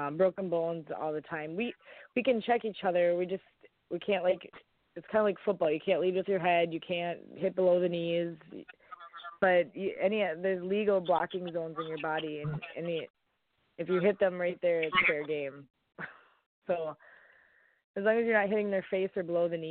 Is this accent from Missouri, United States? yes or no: no; Minneapolis, Minnesota, United States; also born or lived in Fargo, North Dakota; I'm from the Minneapolis area